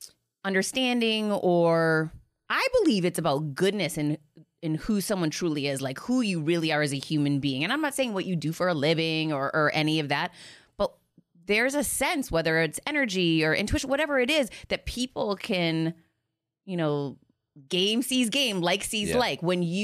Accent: Boston, Massachusetts, United States; Like, I grew up in outside of Boston in this, you know, big city that everyone was friends forever.

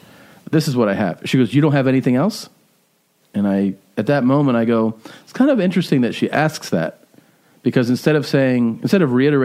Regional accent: Milwaukee, Wisconsin, United States; this was in Milwaukee, and when I would wake up, you know, we'd spend like Friday night or Saturday night there

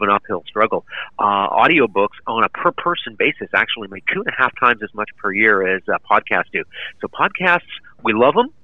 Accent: Vancouver, British Columbia, Canada; I grew up in Vancouver

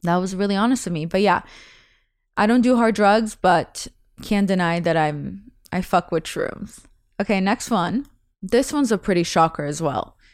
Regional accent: Russia; first language Russian; English is a second language; moved away; I was born in November in Russia

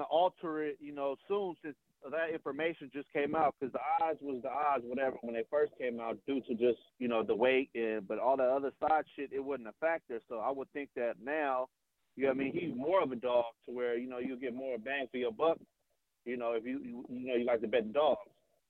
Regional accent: Oakland, California, United States; I'm from East Oakland

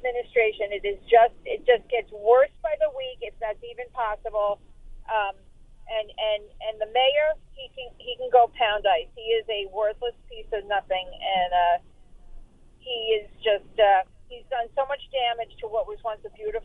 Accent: New Jersey, United States; I'm from North Jersey

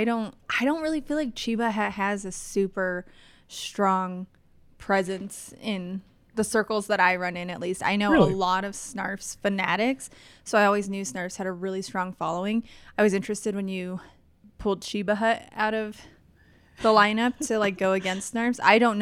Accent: East Coast, United States; I'm from the East Coast, and we don't really have good alternatives to substandard Subway.

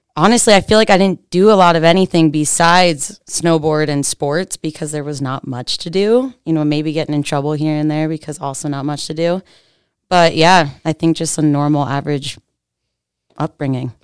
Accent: Pennsylvania, United States; I'm from Pennsylvania. The sticks, like, straight up Amish country. Like, horse and buggies go past my house

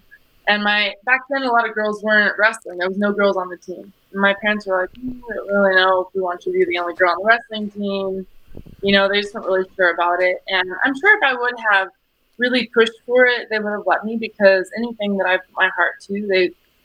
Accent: Bosque Farms, New Mexico, United States; also born or lived in Albuquerque, New Mexico; Albuquerque is where I'm at now, but I was born and raised in Bosque Farms

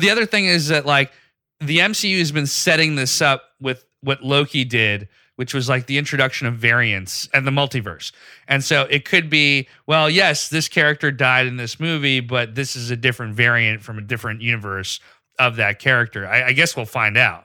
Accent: Pakistan; moved away; I grew up in Pakistan

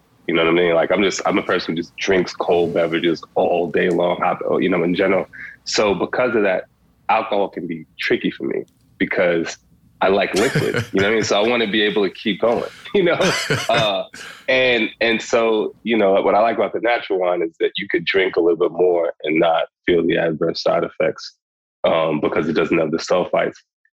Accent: New York City, New York, United States; also born or lived in Crown Heights, Brooklyn; I moved to Bed-Stuy when I was 3

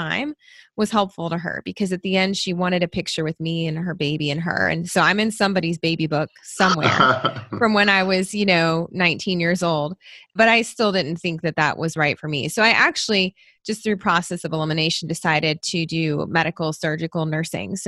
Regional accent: Tennessee, United States; moved away as an adult; also born or lived in Louisville, Kentucky / Michigan; now in Kentucky, United States; I moved to Tennessee when I was a baby, and that's where I grew up

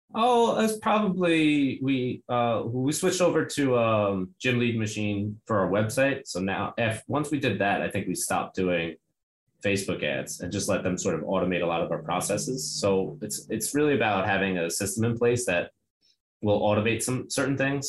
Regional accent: New York City, New York, United States; I'm from Brooklyn

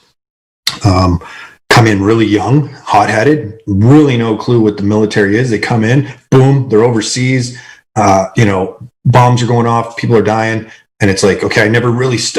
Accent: Canada; I'm Canadian

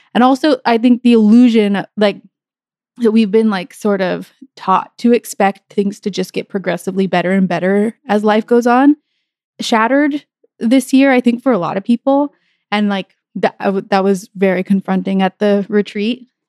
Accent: New Mexico, United States; I grew up in New Mexico

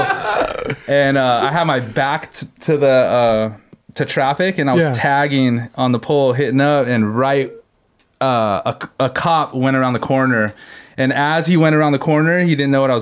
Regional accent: Long Beach, California, United States; I grew up in Long Beach and started skating with all these pros and stuff

